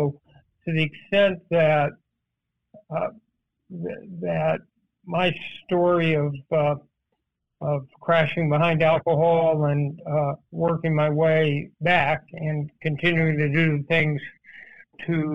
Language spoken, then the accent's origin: English; Los Angeles, California, United States; growing up in Los Angeles in the 50s.